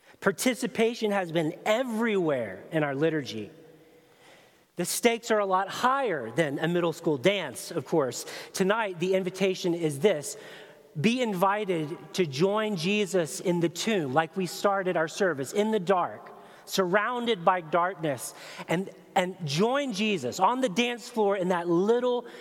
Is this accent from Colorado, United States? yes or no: no; Chattanooga, Tennessee, United States; my hometown of Chattanooga, Tennessee, 13 years old